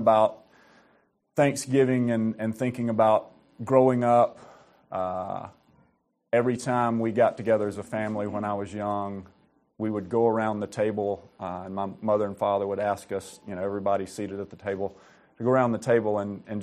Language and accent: English; Alabama, United States; also born or lived in Georgia; I was born and raised in the Southeast, born and raised in Alabama